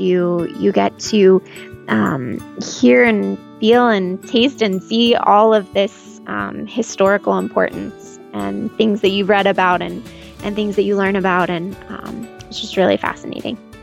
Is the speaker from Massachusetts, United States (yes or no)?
no; Scottsdale, Arizona, United States; I've been living in Arizona my entire life in the Scottsdale area, born and raised.